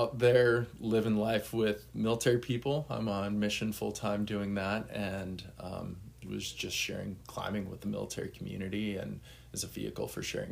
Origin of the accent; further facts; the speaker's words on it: Boulder, Colorado, United States; moved away as an adult; also born or lived in overseas; I'm originally from Boulder, Colorado. I currently live in Denver after being overseas for 15 years.